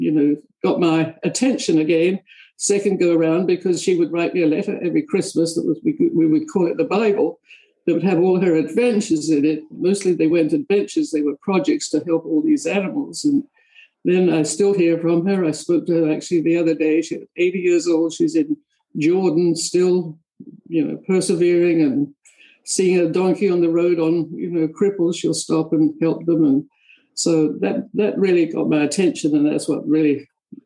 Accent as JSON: {"language": "English", "town": "Orpington", "region": "London", "country": "United Kingdom", "also_born_or_lived": "Tennessee", "moved": "as an adult", "lives_now": "United States", "said": "I'm actually from a place called Orpington in Kent, which is South London in England, obviously. But I came over here"}